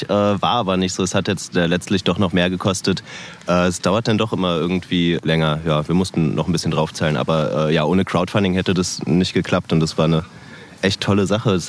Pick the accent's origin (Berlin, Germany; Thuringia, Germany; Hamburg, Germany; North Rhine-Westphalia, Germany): Berlin, Germany; das kenne ich jetzt ja als Berliner nicht so